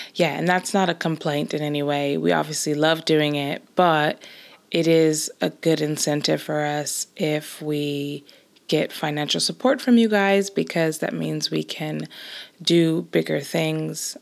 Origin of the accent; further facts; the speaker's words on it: Los Angeles, California, United States; moved away as an adult; now in Scotland, United Kingdom; I grew up and basically spent all my life until moving to Scotland in the same place, which is Los Angeles